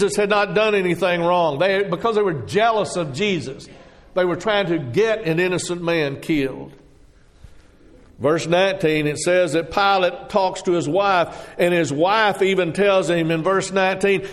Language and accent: English; Texas, United States; moved away; I grew up in Texas